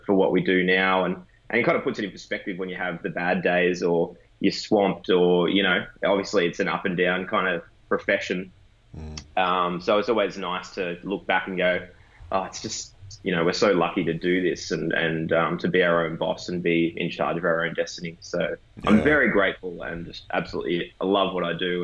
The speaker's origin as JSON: {"language": "English", "town": "Warrnambool", "region": "Victoria", "country": "Australia", "tie": "born or raised there", "said": "I grew up down in Warrnambool, which is southwest Victoria, a bit of a country town."}